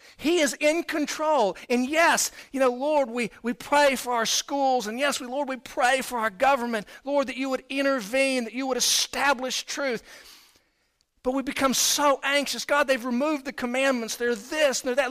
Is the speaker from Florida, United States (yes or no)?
yes; Florida, United States; moved away as an adult; also born or lived in Houston, Texas; now in Texas, United States; I was born in Houston. My parents were divorced at an early age. My mom and I moved to Florida. So I actually grew up in Florida.